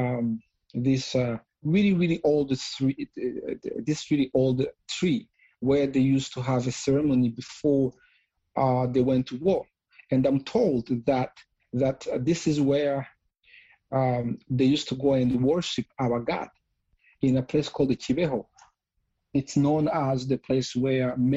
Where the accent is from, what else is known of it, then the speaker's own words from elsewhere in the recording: Rwanda; growing up in Rwanda